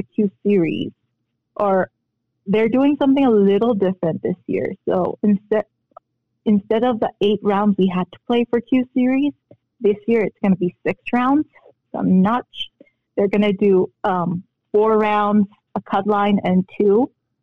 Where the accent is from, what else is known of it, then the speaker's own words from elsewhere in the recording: Philippines; moved away; also born or lived in Korea; coming from Korea and growing up in the Philippines, I was lucky enough to be raised in the Philippines